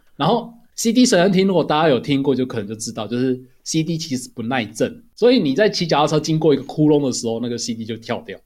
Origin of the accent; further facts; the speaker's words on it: southern Taiwan, Taiwan; 在我南部乡下长大